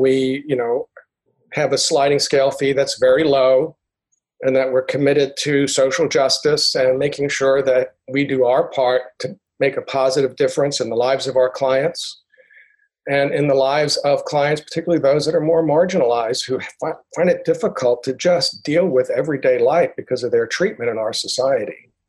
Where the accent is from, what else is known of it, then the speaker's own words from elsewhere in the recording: New York City, New York, United States; also born or lived in San Antonio, Texas / Stillwater, Oklahoma; now in Tulsa, United States; I'm originally from New York City